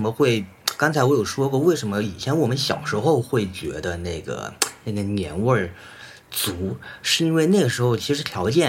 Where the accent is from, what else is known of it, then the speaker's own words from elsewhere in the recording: Fuzhou, Fujian, China; moved away as an adult; also born or lived in Denmark / Vienna / New York / Beijing; 我的老家是福建福州，